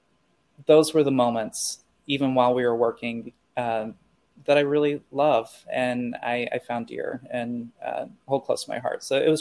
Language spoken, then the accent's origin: English; Midwest, United States; And I think a lot of it was growing up in the Midwest and people not being exposed to a variety of different individuals or people or experiences.